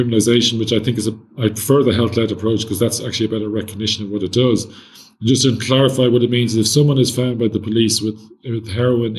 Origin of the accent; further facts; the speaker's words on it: Ireland; As an Irish person